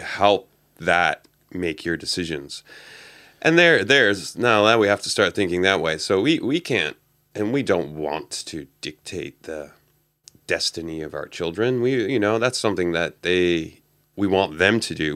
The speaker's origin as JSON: {"language": "English", "country": "Canada", "tie": "born or raised there", "moved": "yes", "said": "I grew up in Canada"}